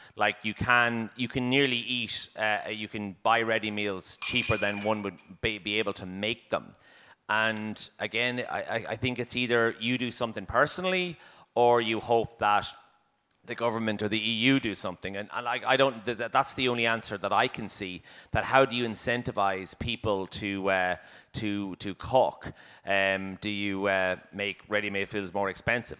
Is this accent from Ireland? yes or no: yes; Ireland; as Irish people